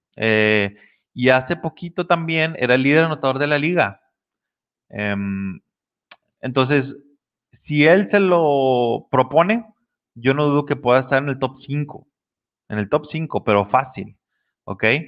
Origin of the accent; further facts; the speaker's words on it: Mexico; los que somos de México